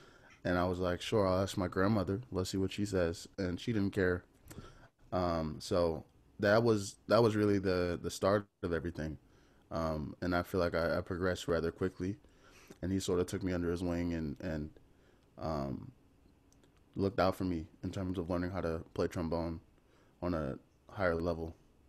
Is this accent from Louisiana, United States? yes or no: yes; New Orleans, Louisiana, United States; I grew up on the West Bank, Algiers.